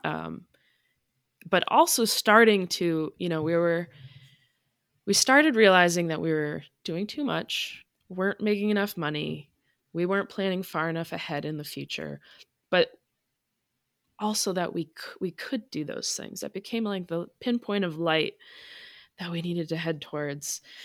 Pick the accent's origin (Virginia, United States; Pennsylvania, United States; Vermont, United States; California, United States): Vermont, United States; moved away as an adult; also born or lived in Maine / Massachusetts / Connecticut; now in Unity, Maine, United States; I grew up born in Maine, raised in Vermont, went to college in Massachusetts, lived in Connecticut for a bit. Um, so I just consider myself a New Englander